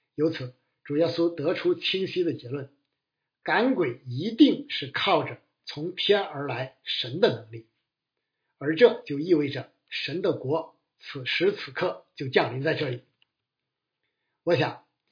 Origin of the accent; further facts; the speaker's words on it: China; 我们中国人